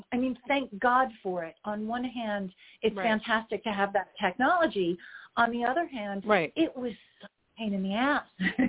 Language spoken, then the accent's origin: English; Orlando, Florida, United States; I'm from Orlando